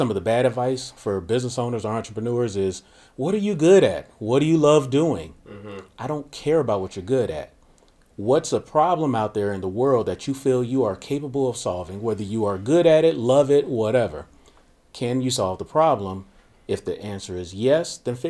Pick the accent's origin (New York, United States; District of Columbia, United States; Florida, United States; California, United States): Florida, United States; Miami; born and raised in Miami, Florida during the cocaine 80s